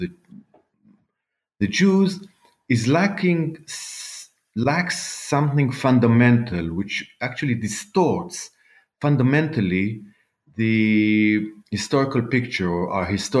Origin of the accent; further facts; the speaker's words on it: Jerusalem, Jerusalem District, Israel; also born or lived in Canada; I was born in Israel, actually in Jerusalem, almost never left Jerusalem just for, you know, academic reasons